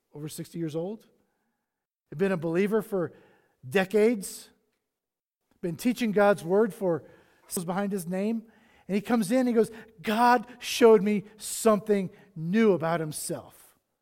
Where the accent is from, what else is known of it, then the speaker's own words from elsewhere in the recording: South Carolina, United States; moved away; I grew up on the East Coast, on the beaches of South Carolina